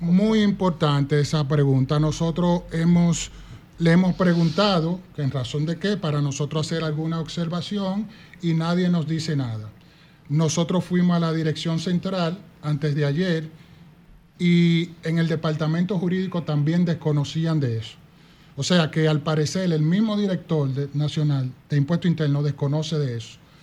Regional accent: Duvergé, Independencia, Dominican Republic; also born or lived in Jimaní; yo soy de Duvergé y Jimaní

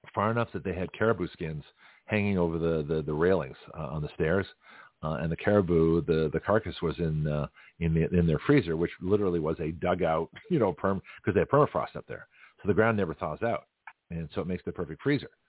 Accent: Boston, Massachusetts, United States; moved away; also born or lived in San Francisco, California; I grew up around Boston and, and San Francisco

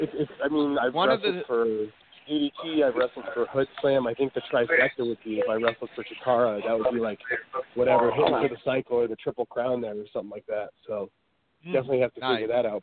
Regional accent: Connecticut, United States; I was born in Connecticut

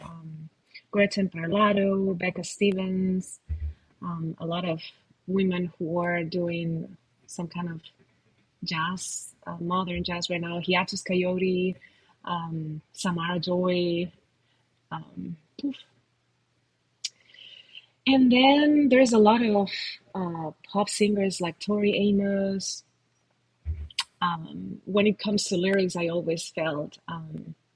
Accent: Spain; I come from Spain, so I have all the influence of all that music from my culture

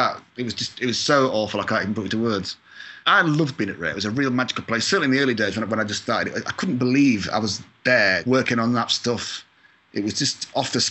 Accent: Scotland, United Kingdom; now in Agoura Hills, United States; I'm from Scotland, so I've got a couple of my cousins are in Scotland

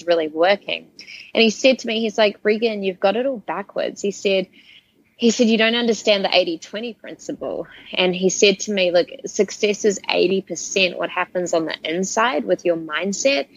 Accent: Auckland, New Zealand; moved away as an adult; I grew up in Auckland, New Zealand

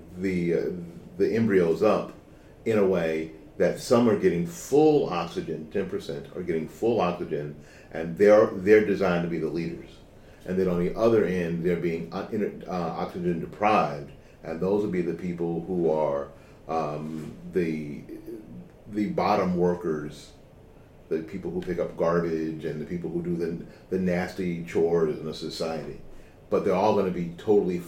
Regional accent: Tampa, Florida, United States; For the most part, after 1968, I'm a kid from here.

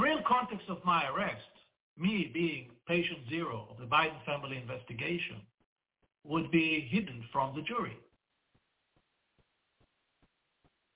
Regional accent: Israel

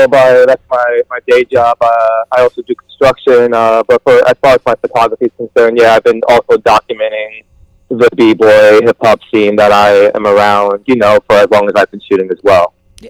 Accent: Long Island, New York, United States; also born or lived in Minneapolis / Bay Area / San Diego; now in Los Angeles, United States; I'm from Long Island, New York. I lived in Minneapolis for a number of years and, you know, experienced the scene out there. Now I live in L.A. I've also lived in the Bay Area, San Diego.

